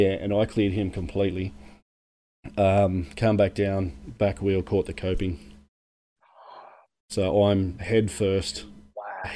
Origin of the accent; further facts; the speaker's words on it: Penrith, New South Wales, Australia; moved away; I'm from Penrith originally.